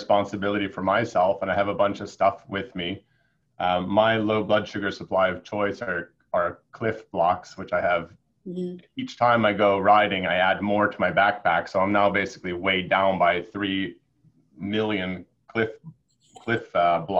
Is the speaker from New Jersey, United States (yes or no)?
no; Connecticut, United States; I'm Swedish. But I grew up in Connecticut